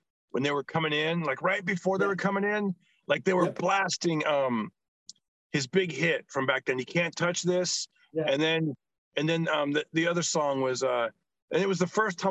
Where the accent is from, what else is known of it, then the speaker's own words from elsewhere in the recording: Fresno, California, United States; growing up in Fresno